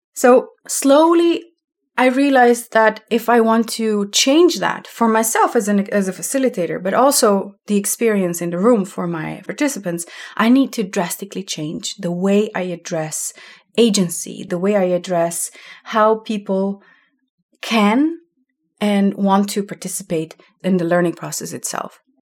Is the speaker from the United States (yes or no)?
no; Slovenia; moved away as an adult; also born or lived in Amsterdam; I'm from Slovenia, that used to be socialistic country before when we were still part of Yugoslavia. And all of this context of where I was growing up